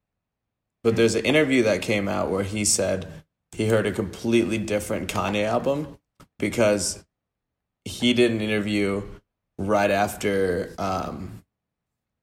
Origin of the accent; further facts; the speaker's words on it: Columbus, Ohio, United States; also born or lived in Dublin, Ohio; I'm from Columbus, not from Dublin